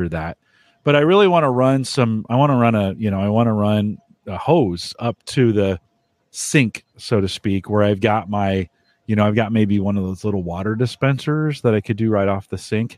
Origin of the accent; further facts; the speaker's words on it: San Jose, California, United States; now in Nebraska, United States; I grew up in San Jose